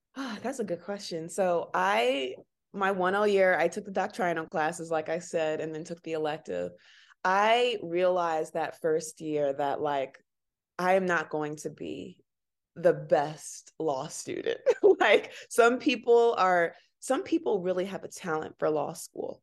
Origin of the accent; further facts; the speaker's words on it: Chicago, Illinois, United States; I was born and raised here in Chicago, South Side